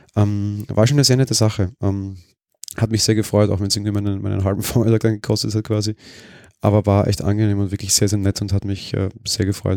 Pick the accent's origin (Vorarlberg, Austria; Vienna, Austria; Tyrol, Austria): Vienna, Austria; Ich bin ja Wiener